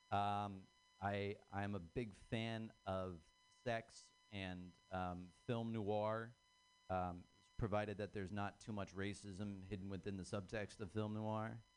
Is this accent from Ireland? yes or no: yes; Ireland; I'm Irish. Um, that's, that means that I'm uh, predisposition to be uh, killed by feelings or suppression of those.